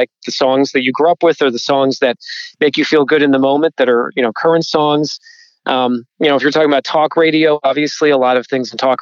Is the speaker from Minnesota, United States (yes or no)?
no; New Jersey, United States; growing up in New Jersey